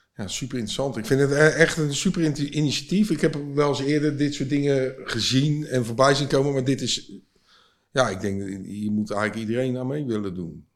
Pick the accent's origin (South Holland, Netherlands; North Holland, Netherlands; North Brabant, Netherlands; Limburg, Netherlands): South Holland, Netherlands; Vlaardingen; ik kom zelf uit Vlaardingen, of ik woon in Vlaanderen